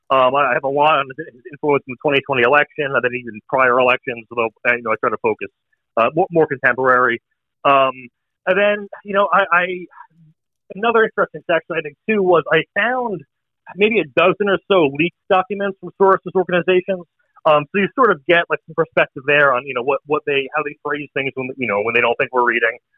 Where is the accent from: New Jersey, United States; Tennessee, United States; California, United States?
New Jersey, United States; Uh, New Jersey.